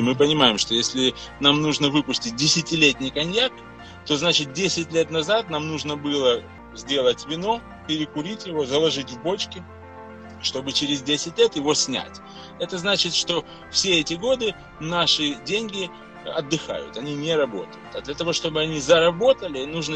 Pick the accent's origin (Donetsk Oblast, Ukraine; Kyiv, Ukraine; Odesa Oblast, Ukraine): Odesa Oblast, Ukraine; Odesa; род перекочевал частично в Одессу, и я родился, можно сказать, на Одесском коньячном заводе